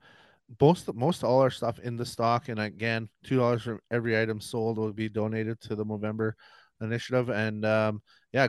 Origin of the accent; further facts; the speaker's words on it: Neepawa, Manitoba, Canada; I grew up in Neepawa, which is like 15 minutes away from Minnedosa